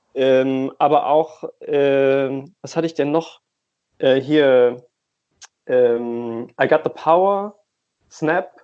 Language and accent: German; Essen, North Rhine-Westphalia, Germany; bei uns in Essen